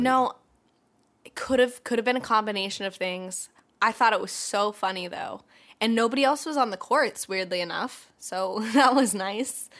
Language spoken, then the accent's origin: English; Atlanta, Georgia, United States; moved away; we're also both from Atlanta, and so when I was home for the holidays